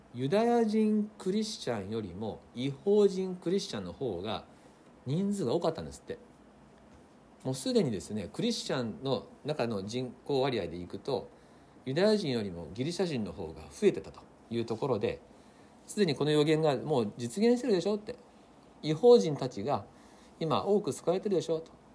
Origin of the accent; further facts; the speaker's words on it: Japan; 日本人の私たち